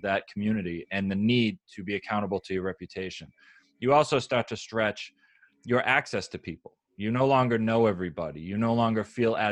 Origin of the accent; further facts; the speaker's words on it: United States; I'm an American hostage. I was born here